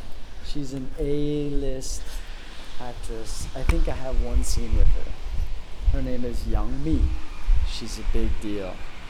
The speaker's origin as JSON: {"language": "English", "country": "United States", "said": "I'm white. I'm American. I fit the mold."}